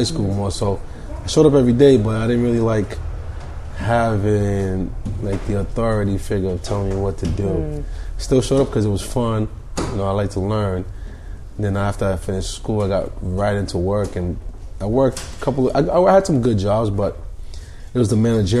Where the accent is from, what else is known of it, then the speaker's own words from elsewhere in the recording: Somerville, Massachusetts, United States; also born or lived in Boston; born in Boston. I'm from Somerville.